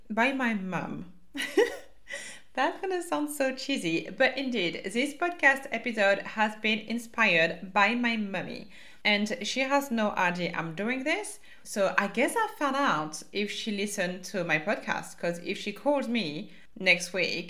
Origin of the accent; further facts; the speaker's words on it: France; accent: French; my French accent